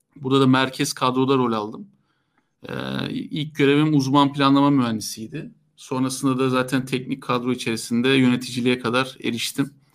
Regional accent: Istanbul, Turkey; ben e, İstanbul doğumluyum. Ee, doğma büyüme İstanbul'daydım

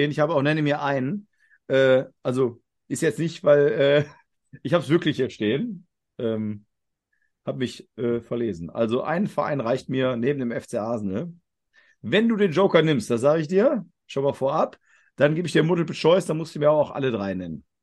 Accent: Augsburg, Bavaria, Germany; Also, wir kommen aus Augsburg und gehen jetzt in Städte, die in der Nähe liegen.

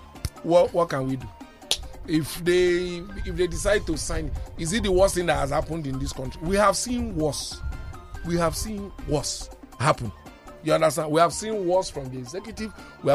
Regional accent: Nigeria; as a Nigerian

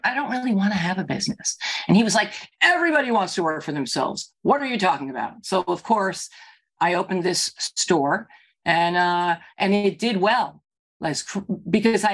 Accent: New York, United States; now in New Jersey, United States; I'm a New Yorker, because even if I've been here now for 30 years, when I travel and you ask me where I'm from, I say New York

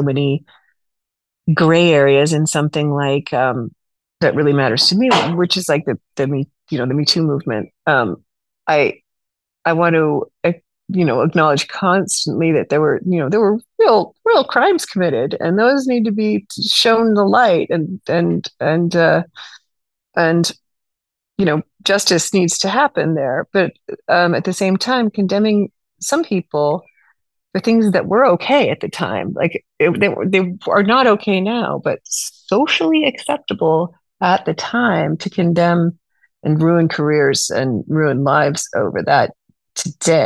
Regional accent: California, United States; also born or lived in New York; now in Los Angeles, United States; I'm from California originally

